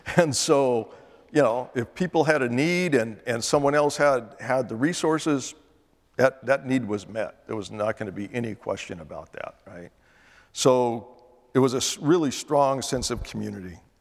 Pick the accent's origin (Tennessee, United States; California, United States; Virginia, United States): California, United States; Northern; I was born in Northern California